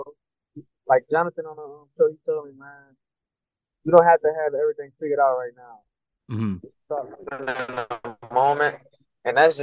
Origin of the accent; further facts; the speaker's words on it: Louisiana, United States; I'm from Louisiana